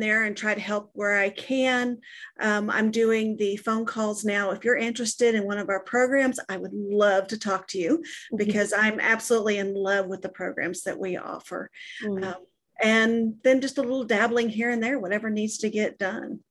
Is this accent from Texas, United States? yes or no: yes; Texas, United States; I'm from Texas